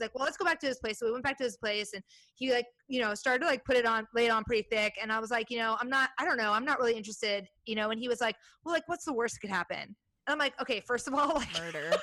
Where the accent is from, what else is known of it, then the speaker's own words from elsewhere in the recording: Iowa, United States; now in Portland, United States; I grew up in Iowa